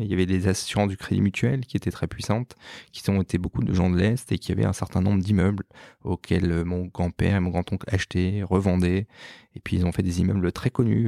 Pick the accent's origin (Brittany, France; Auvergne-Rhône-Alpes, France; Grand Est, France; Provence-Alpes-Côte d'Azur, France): Grand Est, France; Strasbourg; moved away as an adult; also born or lived in Paris; né à Strasbourg. Je suis né en mai 1980, le lendemain de l'élection de François Mitterrand